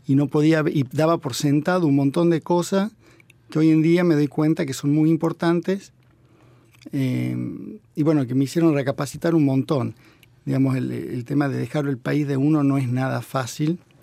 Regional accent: Tucumán, Argentina; yo viniendo de Tucumán creo que además se nota mucho

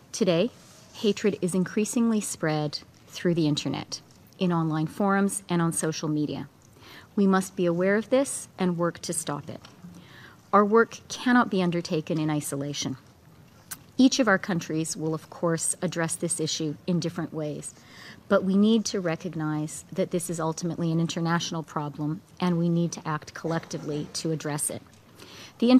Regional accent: Canada; As a Canadian

